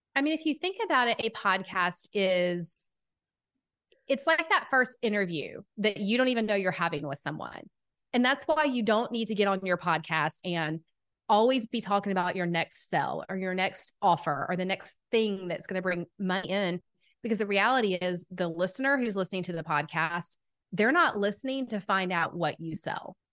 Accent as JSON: {"language": "English", "town": "Atlanta", "region": "Georgia", "country": "United States", "accent": "southern", "said": "I am from Atlanta, Georgia. If you can't tell by the southern accent, I've been told it's quite strong."}